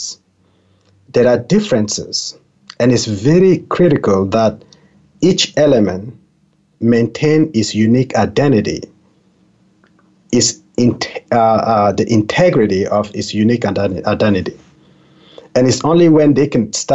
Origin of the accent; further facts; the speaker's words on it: Cameroon; English is a second language; moved away; I was born in Cameroon, a very tiny country in Central Africa. I remember, even as a child being in Cameroon